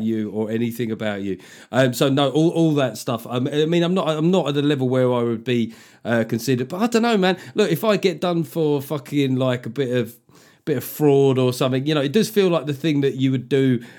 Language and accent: English; London, United Kingdom; I grew up in London